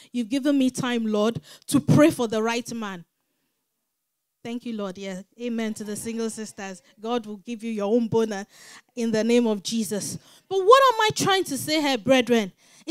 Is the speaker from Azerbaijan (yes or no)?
no; London, United Kingdom; born there; I said, me too, I was born in London.